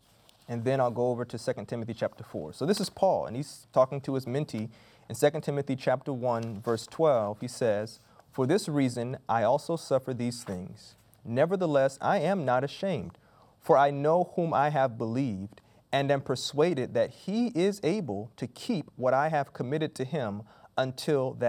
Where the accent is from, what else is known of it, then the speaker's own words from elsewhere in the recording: Florida, United States; Growing up in Florida, we knew seasonally hurricanes were going to come